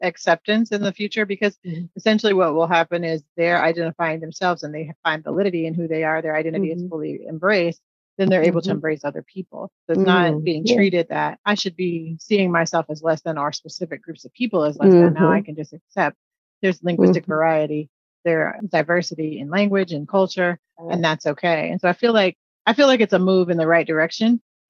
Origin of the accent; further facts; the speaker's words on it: Midwest, United States; I'm teasing because I'm a Midwesterner too